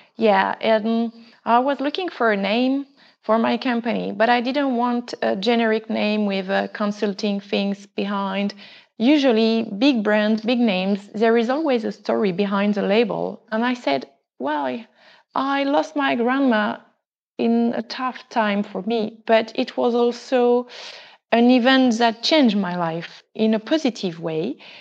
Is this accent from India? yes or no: no; France; English is a second language; moved away as an adult; also born or lived in South Africa; I was the only French girl learning and studying in another language than my mother tongue